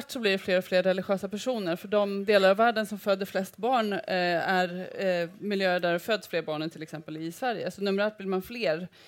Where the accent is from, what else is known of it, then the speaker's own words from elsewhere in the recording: Mozambique; born there; jag är född i Moçambique, jag har varit på den här kontinenten i olika länder under hela mitt liv.